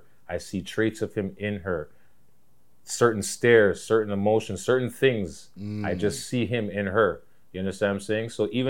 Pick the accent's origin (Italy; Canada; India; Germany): Canada; Toronto, Ontario; I'm from Toronto, bitch.